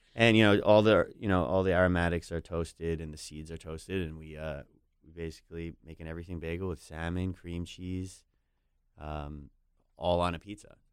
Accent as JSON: {"language": "English", "region": "New York", "country": "United States", "said": "as a New Yorker"}